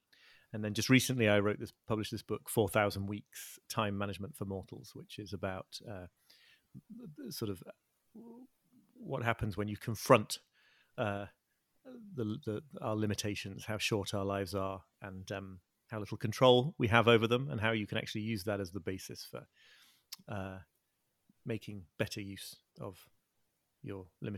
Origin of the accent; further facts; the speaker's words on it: Liverpool, North West England, United Kingdom; I'm British. I'm 46 years old. I was born in Liverpool and grew up in the north of England, near where I'm living now.